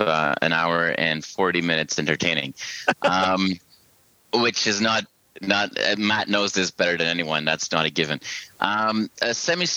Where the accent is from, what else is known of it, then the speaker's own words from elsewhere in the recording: Belgium; now in Toronto, Canada; I live in Toronto in Canada, but I'm from Belgium